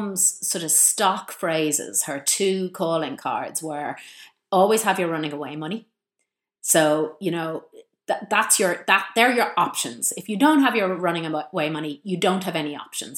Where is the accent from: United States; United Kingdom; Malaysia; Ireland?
Ireland; Malahide, Leinster; I grew up in Malahide